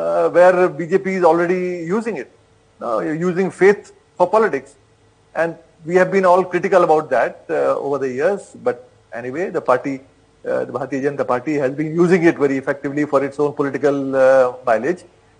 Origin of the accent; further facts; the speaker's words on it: India; I speak as an Indian, as a citizen of this country